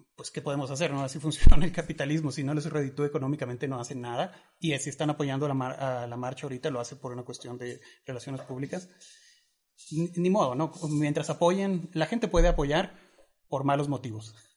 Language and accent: Spanish; Mexico; also born or lived in Chihuahua